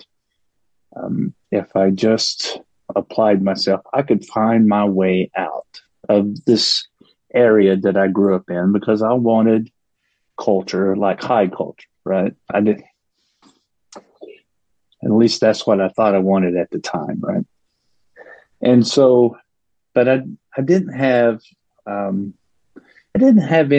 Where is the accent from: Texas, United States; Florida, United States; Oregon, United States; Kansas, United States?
Texas, United States; Paris; moved away; I grew up in Northeast Texas, and pretty impoverished situation